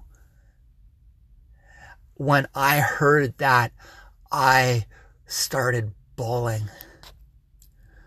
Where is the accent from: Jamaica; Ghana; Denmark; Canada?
Canada; I am a Canadian, and I get WDCX from Buffalo